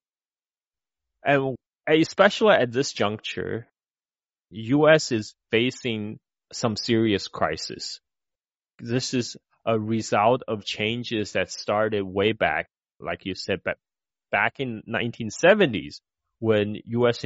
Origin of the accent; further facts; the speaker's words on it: China; moved away; When I was growing up in China back in 1980s